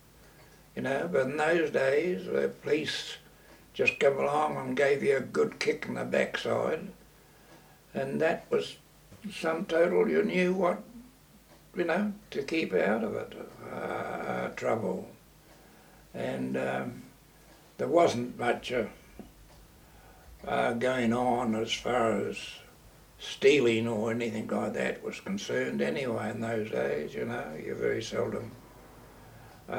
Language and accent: English; Gisborne, New Zealand; I came from Gisborne. And, early life was very good.